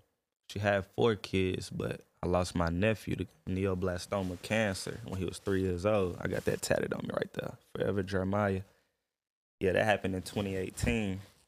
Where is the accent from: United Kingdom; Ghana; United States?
United States; Atlanta, Georgia; moved away; See, originally I'm from Atlanta. Okay. You know, my pop's from Atlanta.